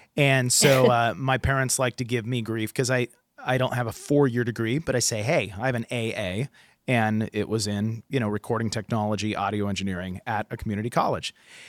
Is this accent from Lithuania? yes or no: no; West Coast, United States; I'm from the West Coast and I'm old.